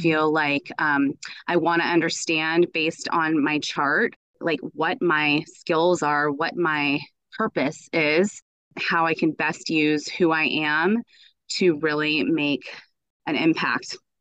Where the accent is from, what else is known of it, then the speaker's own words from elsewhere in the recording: United States; I was raised in the United States. My family is from Iran.